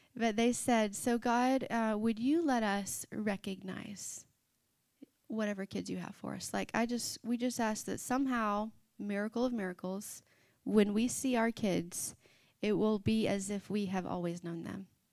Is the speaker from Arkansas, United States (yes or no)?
yes; Arkansas, United States; we grew up in the Bible Belt, Arkansas